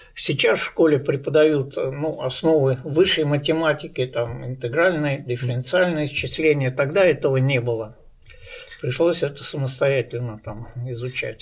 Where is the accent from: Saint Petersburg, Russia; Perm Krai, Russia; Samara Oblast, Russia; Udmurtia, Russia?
Saint Petersburg, Russia; also born or lived in East Kazakhstan Region; как мы эвакуировались из Ленинграда